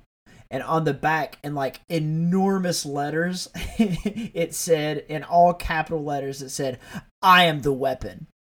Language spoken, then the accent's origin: English; the South, United States; As someone that grew up around guns, like I'm from the South, like I have no issues with guns.